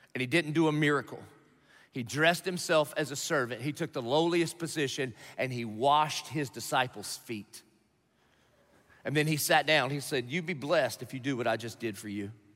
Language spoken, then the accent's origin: English; Dillon, South Carolina, United States; I'm from Dillon, South Carolina